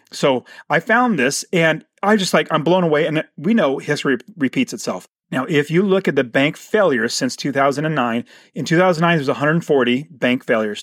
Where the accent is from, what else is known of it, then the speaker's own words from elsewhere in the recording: Phoenix, Arizona, United States; my hometown in Arizona, Phoenix, Arizona